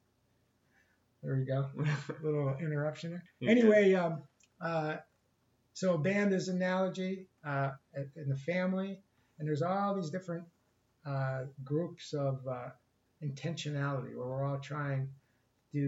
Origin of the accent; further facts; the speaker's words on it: Ohio, United States; now in California, United States; I grew up in Ohio